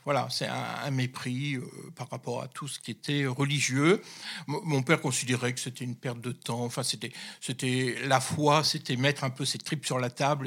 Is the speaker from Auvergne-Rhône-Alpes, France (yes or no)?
no; the North, Hauts-de-France, France; je suis issu du Nord, hein, je suis un, ch'ti, comme on dit